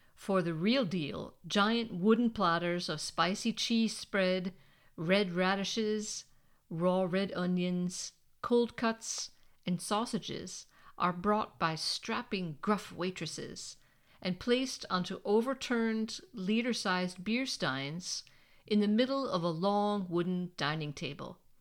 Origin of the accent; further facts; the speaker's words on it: United States; moved away as an adult; now in Germany; I'm American.